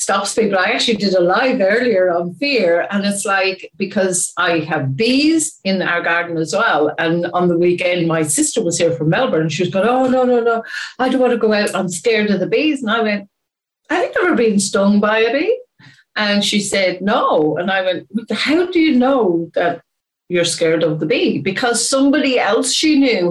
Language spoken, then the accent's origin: English; Ireland; I am Irish